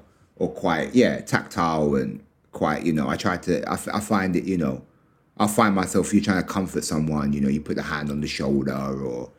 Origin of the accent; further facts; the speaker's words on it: London, United Kingdom; I grew up in London, so I'm used to living like London.